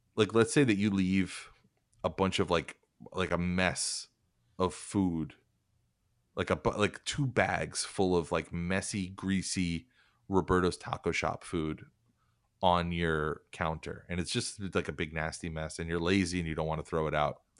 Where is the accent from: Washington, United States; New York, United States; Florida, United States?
New York, United States; I grew up in New York, but I, I lived in a kind of a, a more rural area of New York when I was, uh, like, age, like, nine to thirteen